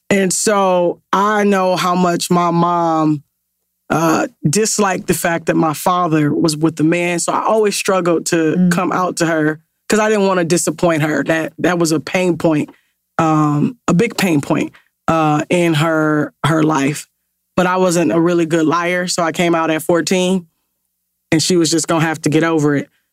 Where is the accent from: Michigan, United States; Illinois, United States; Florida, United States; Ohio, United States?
Ohio, United States; growing up in Ohio, I hooped